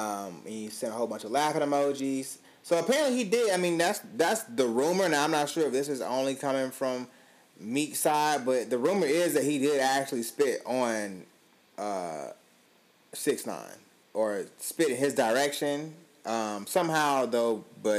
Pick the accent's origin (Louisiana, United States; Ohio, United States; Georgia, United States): Georgia, United States; Atlanta; I was born and raised in Atlanta, Georgia, and I have tremendous love for my city, but it's chaotic out here.